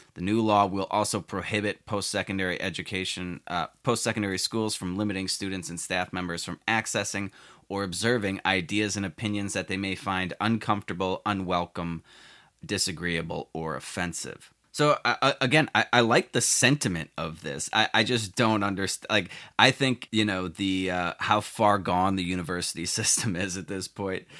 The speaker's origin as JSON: {"language": "English", "town": "Chicago", "region": "Illinois", "country": "United States", "tie": "born or raised there", "said": "my home state of Illinois, more specifically Chicago"}